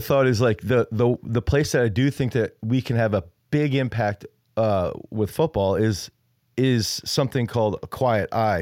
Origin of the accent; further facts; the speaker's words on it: United States; I'm American